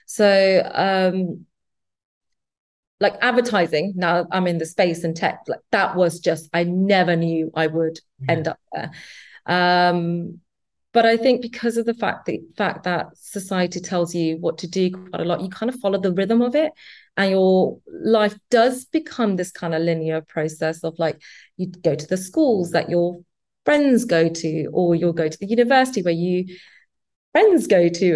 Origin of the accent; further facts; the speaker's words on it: London, United Kingdom; I grew up in East London.